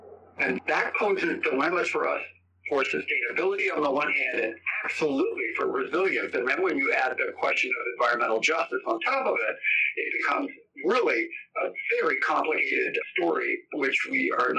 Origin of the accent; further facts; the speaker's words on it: New England, United States; moved away as an adult; also born or lived in San Antonio, Texas; now in California, United States; I didn't really understand the concept of watershed until I moved to San Antonio. Water was just a thing that I grew up with in New England